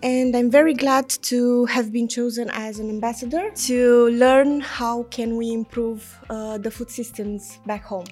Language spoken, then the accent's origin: English; Romania; I'm from Romania